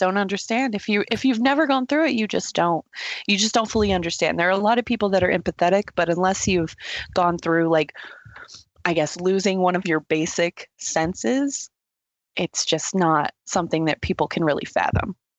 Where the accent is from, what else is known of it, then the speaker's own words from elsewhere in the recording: Texas, United States; now in Colorado, United States; I'm originally from Texas, little small town in Texas